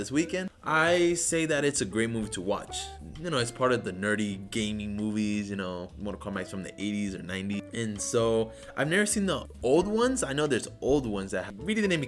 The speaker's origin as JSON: {"language": "English", "country": "Puerto Rico", "tie": "born or raised there", "moved": "as an adult", "lives_now": "United States", "said": "I grew up in Puerto Rico in my high school and middle school days."}